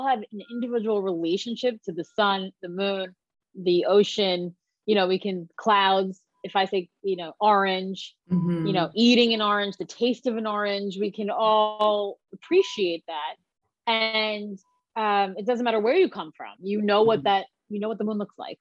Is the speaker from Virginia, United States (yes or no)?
no; Long Island, New York, United States; I grew up in Long Island